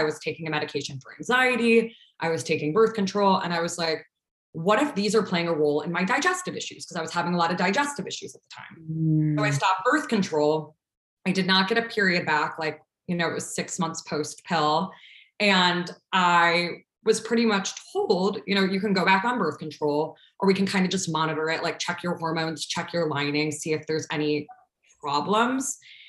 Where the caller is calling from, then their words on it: Chicago, Illinois, United States; also born or lived in Ohio; I am calling in from Chicago. I currently am in Logan Square, if anyone's listening from the Chicago land space, but been here for, I think technically 8 years now. I've been back in Chicago.